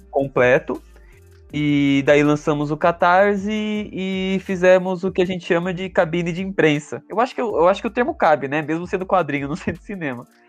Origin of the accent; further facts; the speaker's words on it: Santo André, São Paulo, Brazil; Sou de Santo André